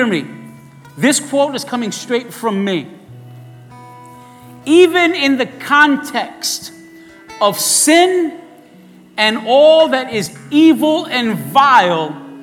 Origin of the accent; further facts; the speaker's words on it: New York City, New York, United States; I was raised in East New York in the projects